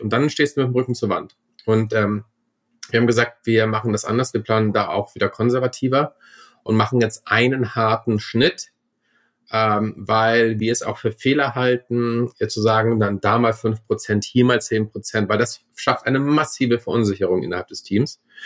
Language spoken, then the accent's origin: German; Germany; now in Vienna, Austria; ich bin ja auch Deutscher.